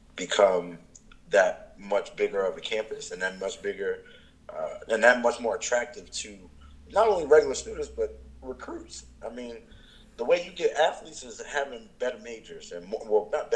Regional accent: Indianapolis, Indiana, United States; moved away; also born or lived in Philadelphia; I was born in Indianapolis, Indiana

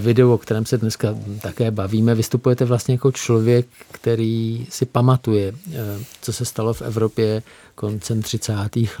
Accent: Czechia; nám Čechům, kteří tady jsme

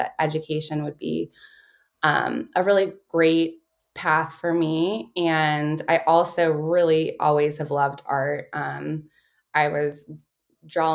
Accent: Baltimore, Maryland, United States; I grew up in Baltimore, Maryland.

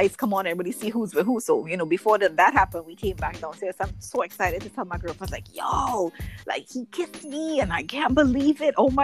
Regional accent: Trinidad & Tobago; The best teenage years growing up in Trinidad ever

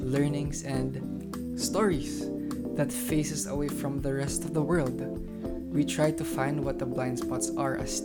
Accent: Manila, Metro Manila, Philippines; we're the host and we're homeschooled from Manila, Philippines

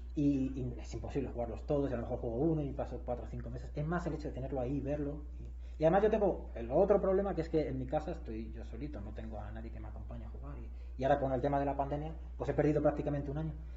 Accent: Madrid, Community of Madrid, Spain; moved away as an adult; now in Querétaro, Mexico; Yo el resto de mi vida he vivido en España, yo soy de Madrid

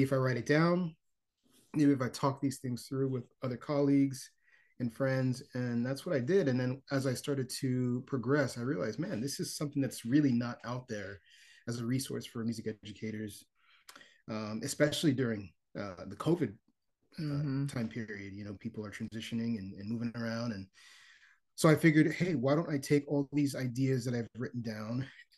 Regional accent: Miami, Florida, United States; now in Charlotte, United States; I'm originally from Miami, Florida, and I am currently living in Charlotte, North Carolina

